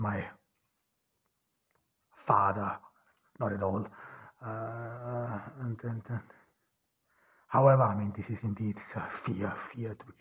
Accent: Austria; now in Ordu, Turkey; I grew up in Austria.

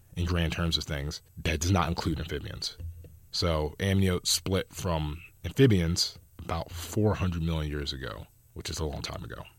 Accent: New Jersey, United States; now in California, United States; I come from Jersey

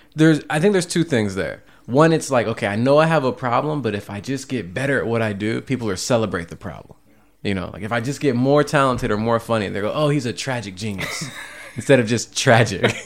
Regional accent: Cleveland, Ohio, United States; moved away; also born or lived in Seattle; I come from Cleveland. I lived in Seattle the last decade

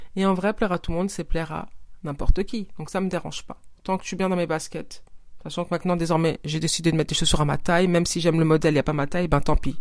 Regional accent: Senegal; mon pays d'origine, le Sénégal

